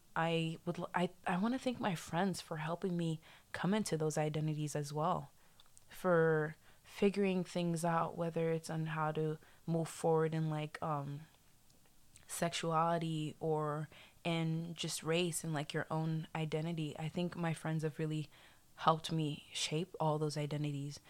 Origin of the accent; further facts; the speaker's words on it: Haiti; also born or lived in South Florida; now in Florida, United States; I'm American, I did grow up in like Haiti